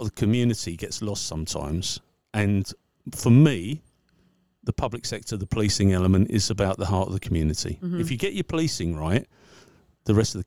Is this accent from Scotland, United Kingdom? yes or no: no; Braintree, East of England, United Kingdom; I'm from Braintree in Essex, United Kingdom.